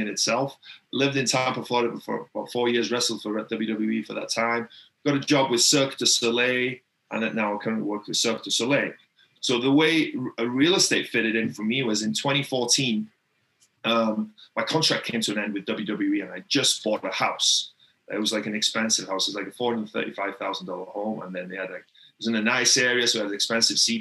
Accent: Wales, United Kingdom; I grew up in Wales in the UK. It's a tiny, tiny little town in Wales in the UK

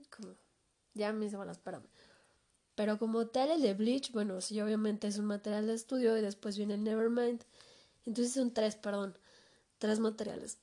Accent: Mexico; aquí en mi país

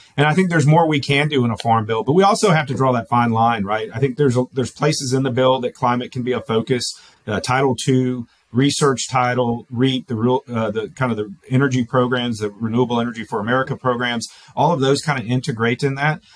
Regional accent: Florida, United States; moved away; I come from Florida originally.

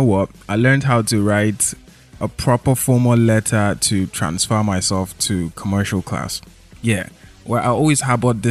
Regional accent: Lagos, Nigeria; I grew up in Lagos

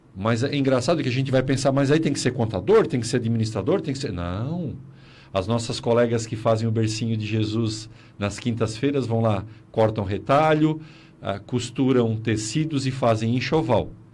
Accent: South Region, Brazil; Nós, aqui no Sul

